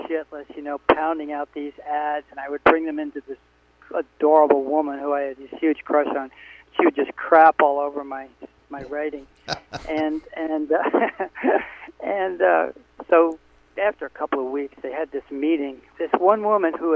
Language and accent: English; Connecticut, United States; I said, Connecticut